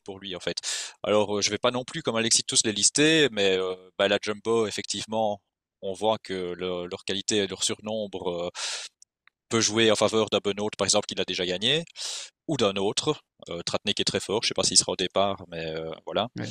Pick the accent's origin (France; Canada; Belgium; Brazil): Belgium; on est belge